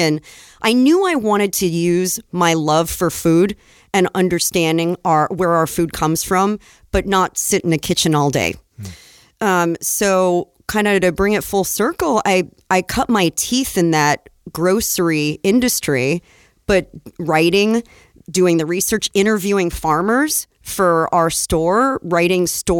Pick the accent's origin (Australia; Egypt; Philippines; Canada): Egypt; I grew up in Egypt, and we would go to the market for everything.